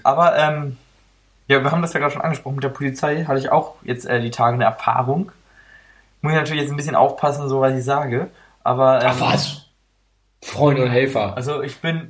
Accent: Oldenburg, Lower Saxony, Germany; ich komme ja nicht hierher, sehen Sie ja, ich komme aus Oldenburg

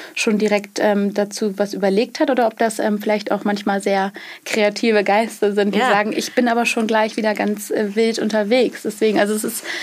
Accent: Schleswig-Holstein, Germany; ursprünglich ähm, aus Schleswig-Holstein aus äh, vom Bauernhof

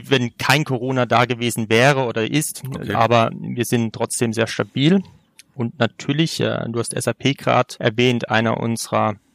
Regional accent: Sinsheim, Baden-Württemberg, Germany; Allerdings bin ich in Sinsheim geboren. Ne? Also da, wo {S0} unser Ach. Stadion {S1} steht. Äh, ich bin quasi in Ur-Sinsheimer.

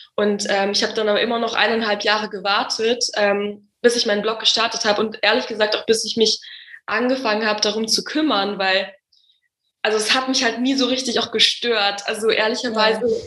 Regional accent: Munich, Bavaria, Germany; now in Berlin, Germany; ganz ursprünglich komme ich aus München

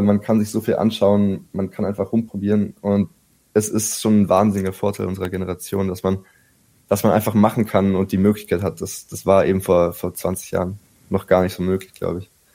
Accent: Berlin, Germany; Ich bin tatsächlich hier aufgewachsen in Berlin

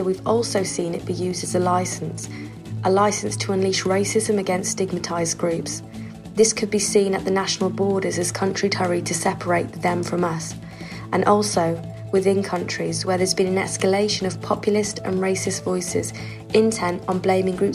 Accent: United Kingdom; we British Romany travellers

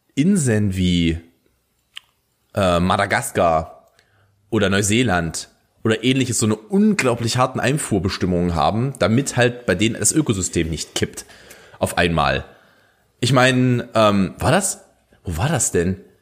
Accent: Germany; als Deutscher

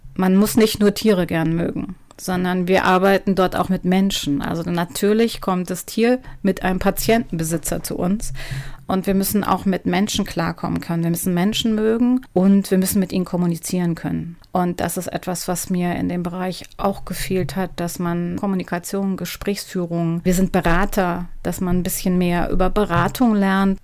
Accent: Duisburg, North Rhine-Westphalia, Germany; Also geboren bin ich in Nordrhein-Westfalen. Ich komme aus Duisburg.

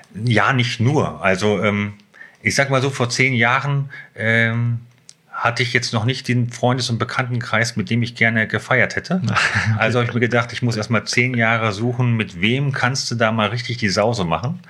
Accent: Hanover, Lower Saxony, Germany; moved away as an adult; now in Schneverdingen, Germany; aufgewachsen bin ich in der Südstadt, mhm. also äh, Südstadt Bult.

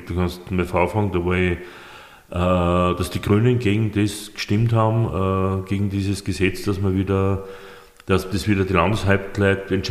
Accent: Upper Austria, Austria; Dann bin ich ja typischer Oberösterreicher.

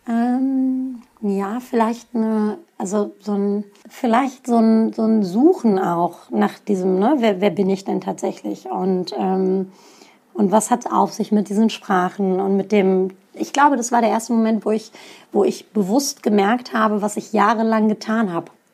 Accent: Hanover, Lower Saxony, Germany; first language Turkish; ich bin in Hannover geboren, in Hannover aufgewachsen

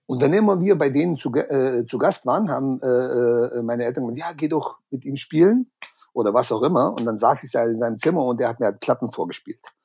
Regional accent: Balingen, Baden-Württemberg, Germany; first language German; moved away; die heißt Balingen. Da gibt's doch dieses okay. Festival, glaube ich, Bang Your Head oder sowas. Genau, genau, ja. Genau. Da bin ich aufgewachsen. Da war ich 16 Jahre lang

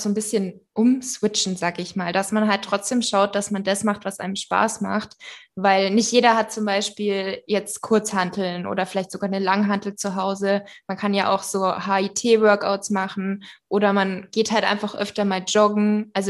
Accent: Bavaria, Germany; weil ich komme ja aus der Nähe von München

